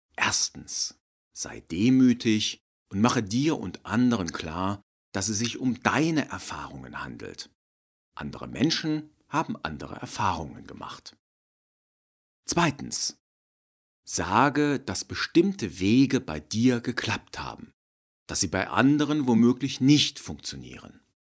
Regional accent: Germany; wir Deutschen

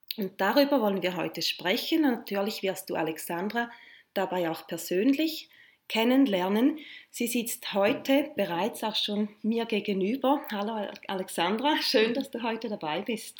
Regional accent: St. Gallen, Switzerland; moved away; St. Gallen auch meine alte Heimatstadt ist

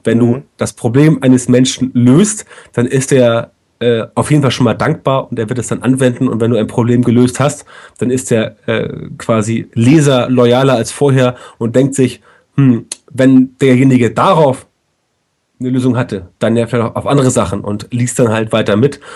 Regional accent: Germany; bei uns in Deutschland

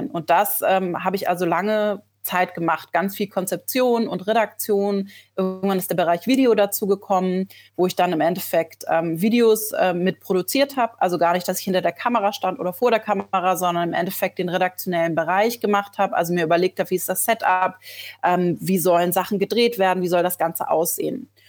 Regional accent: Schleswig-Holstein, Germany; born there; also born or lived in Berlin; now in Hamburg, Germany; Ich bin auch ein gebürtiges Nordlicht. Ich komme aus Schleswig-Holstein, habe aber die letzten zehn Jahre in Berlin gelebt

